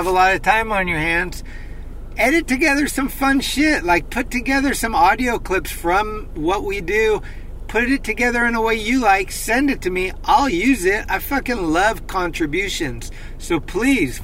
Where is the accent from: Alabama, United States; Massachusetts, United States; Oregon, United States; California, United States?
California, United States; Northern; growing up in Northern California, never leaving